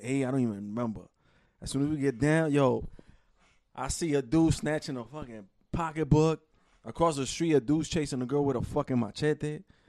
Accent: New York City, New York, United States; I'm from Queens. We from Queens.

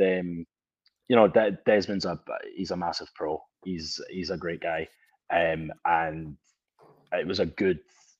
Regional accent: Scotland, United Kingdom; now in United States; us in Scotland, we deep fry pizzas

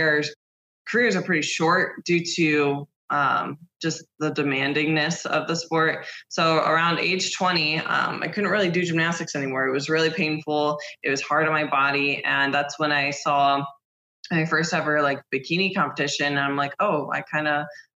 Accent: Ohio, United States; moved away as an adult; also born or lived in Columbus, Ohio; now in Florida, United States; I'm from Ohio, but I live in Florida now.

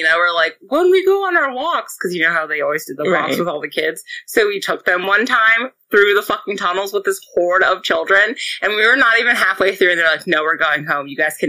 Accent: Baltimore, Maryland, United States

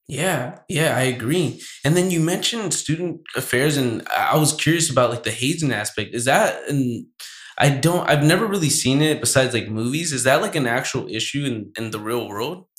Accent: Santa Barbara, California, United States; I was born in Santa Barbara

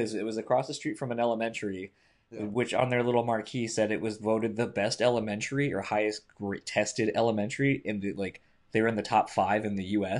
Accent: Michigan, United States; we're from Michigan.

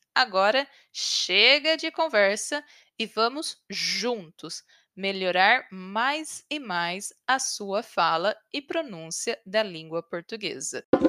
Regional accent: Brazil; moved away as an adult; now in United States; Eu falo português fluentemente porque sou brasileira e cresci no Brasil.

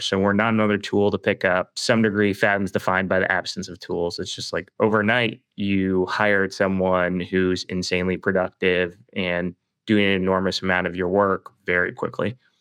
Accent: Toronto, Ontario, Canada; I'm Canadian, uh, and born and raised in the Toronto area

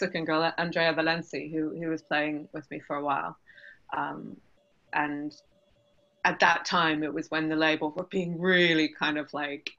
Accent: Canada; now in London, United Kingdom; I grew up in Canada

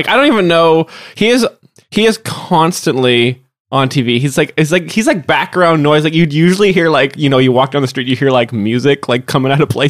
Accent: Vancouver Island, British Columbia, Canada; now in Vancouver, Canada; I'm from Vancouver Island.

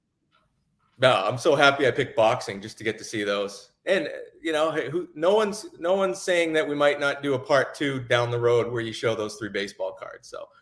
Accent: Massachusetts, United States; moved away; I'm originally from Massachusetts

